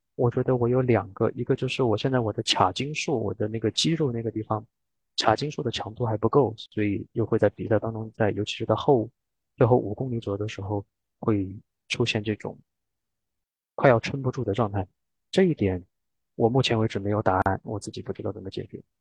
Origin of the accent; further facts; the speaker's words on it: Sichuan, China; now in Norway; 我本来是个四川人，所以我很喜欢吃那些辣的